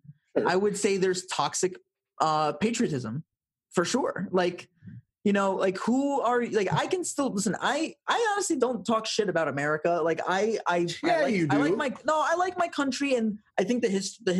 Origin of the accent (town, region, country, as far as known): United States